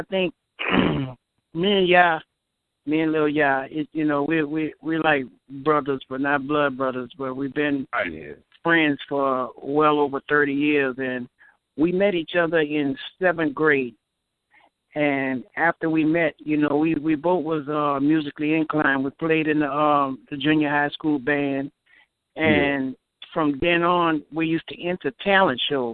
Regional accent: New Orleans, Louisiana, United States; I was born in New Orleans. I grew up in the Melpomene Projects

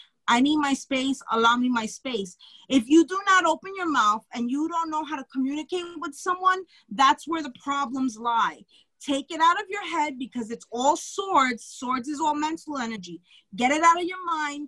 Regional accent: New York City, New York, United States; I'm from Brooklyn

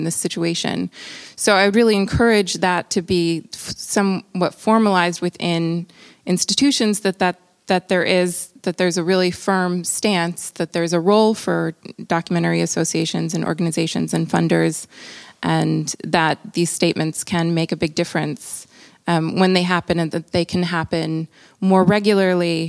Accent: Brazil; I'm also from Brazil

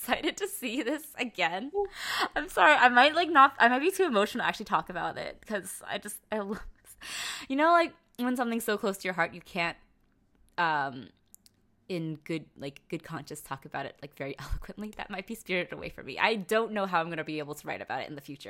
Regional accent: New York City, New York, United States; I feel bad as a New Yorker.

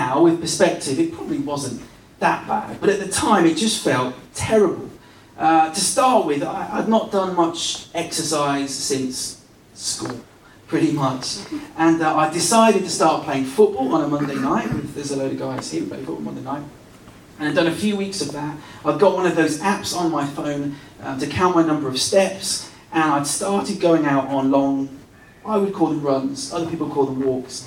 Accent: West Country, South West England, United Kingdom; moved away; I grew up in the West Country

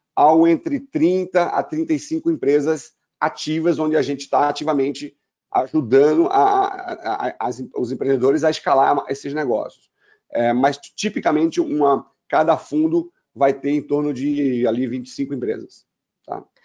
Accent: Brazil; Eu sou, sou, brasileiro

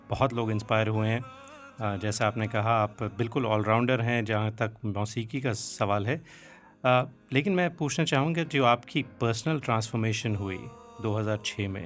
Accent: Jammu and Kashmir, India; तो अदनान साहब मैं भी कश्मीर से हूँ और पंडित शिव कुमार शर्मा भी कश्मीर से हैं

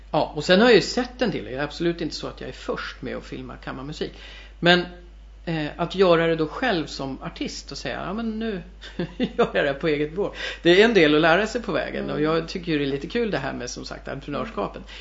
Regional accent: Värmdö, Stockholm County, Sweden; also born or lived in Germany; Jag är ju från Värmdö

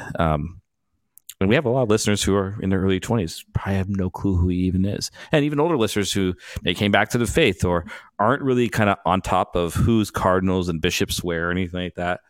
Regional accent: Vancouver, British Columbia, Canada; I'm from Vancouver

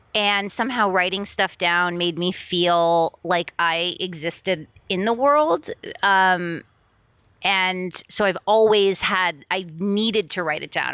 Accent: Miami, Florida, United States; moved away as an adult; also born or lived in Boston, United States; now in Los Angeles, United States; I grew up in Miami

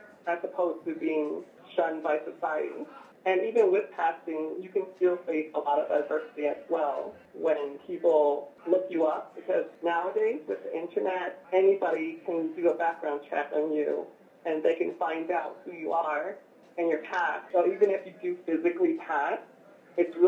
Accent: San Diego, California, United States; I grew up in San Diego

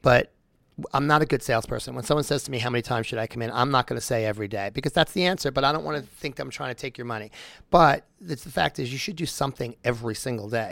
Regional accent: Long Island, New York, United States; moved away; I'm from New York, so I go home to New York quite a bit. And I'm in Long Island

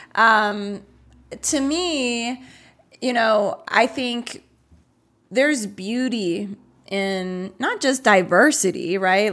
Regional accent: United States; I was born in the U S, but my family and our, um, kinda ethnic culture is Puerto Rican

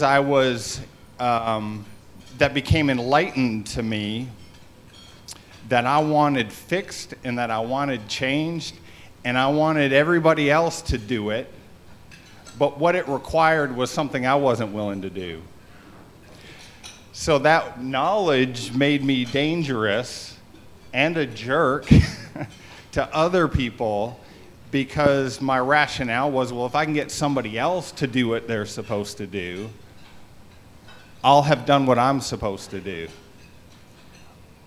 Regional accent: Canada; I grew up in Canada

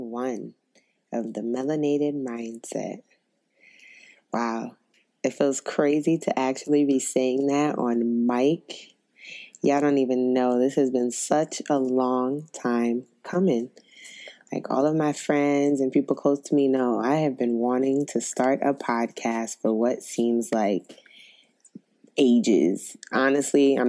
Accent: New York City, New York, United States; I'm from Brooklyn, New York

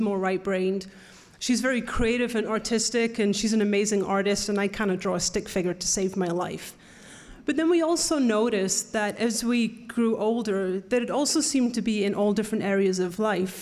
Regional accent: North East England, United Kingdom; moved away; we grew up in Northeast England, and when I say we, I'm talking about my twin sister

